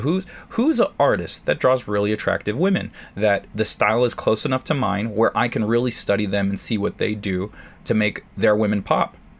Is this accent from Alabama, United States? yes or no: no; San Diego, California, United States; San Diego helped being in my hometown